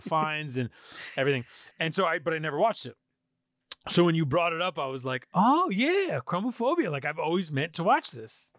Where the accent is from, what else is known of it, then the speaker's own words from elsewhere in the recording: Poughkeepsie, New York, United States; I'm from Poughkeepsie, New York.